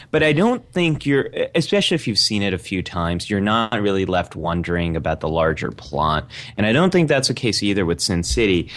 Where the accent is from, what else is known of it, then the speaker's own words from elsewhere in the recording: Bay Area, California, United States; I grew up in Bay Area